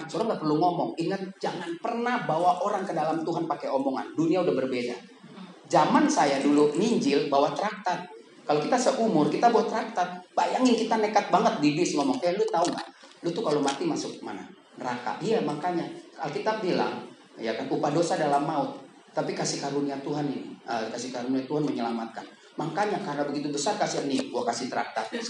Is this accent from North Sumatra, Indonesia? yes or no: yes; North Sumatra, Indonesia; Saya di sini karena saya umur 16 tahun, karena saya orang Batak, saudara.